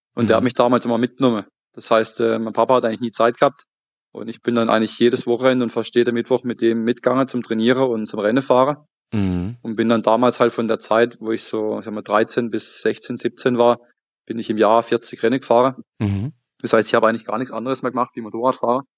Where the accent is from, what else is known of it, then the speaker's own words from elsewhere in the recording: Emmendingen, Baden-Württemberg, Germany; ich komme ähm, aus dem Schwarzwald, aus, ja, besser gesagt, aus dem Kaiserstuhl. Schau, ja. Äh, relativ bekannte Urlaubsregion, Weinregion. Und genauer gesagt aus Emmendingen